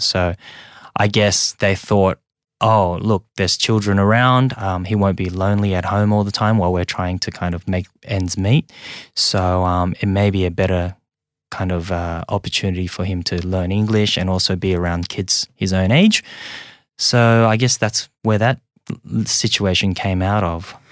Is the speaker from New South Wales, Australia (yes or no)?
yes; Sydney, New South Wales, Australia; English is a second language; also born or lived in Hong Kong / rural China; I'm just an immigrant that came here when I was very young, um, and ended up growing up in Australia.